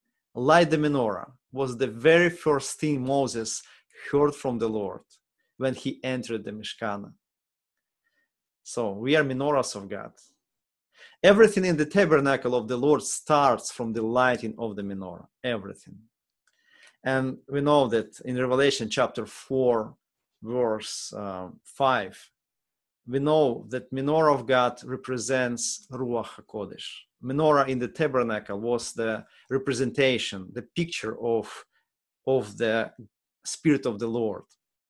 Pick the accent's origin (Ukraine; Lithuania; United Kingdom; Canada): Ukraine; English is a second language; now in United States; because we came from Ukraine, it's already almost 6 years ago, gives me empathy.